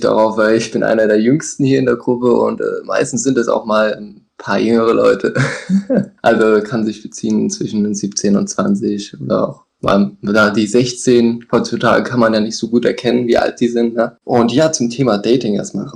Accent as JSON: {"language": "German", "region": "Hesse", "country": "Germany", "said": "ich komme hier aus dem Hessen, aus dem Herzen von Deutschland"}